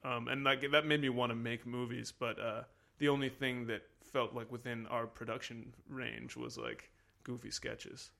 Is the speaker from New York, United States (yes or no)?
no; Washington, District of Columbia, United States; I'm from Washington, D C